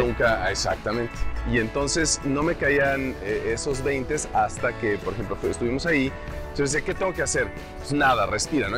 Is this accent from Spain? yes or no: no; Mexico; moved away as an adult; also born or lived in New York, United States; de México